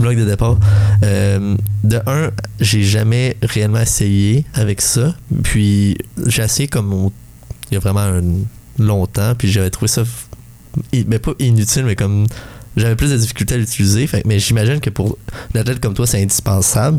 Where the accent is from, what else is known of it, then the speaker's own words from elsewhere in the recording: Val-des-Sources, Quebec, Canada; je viens de Val des Sources, désolé, Asbestos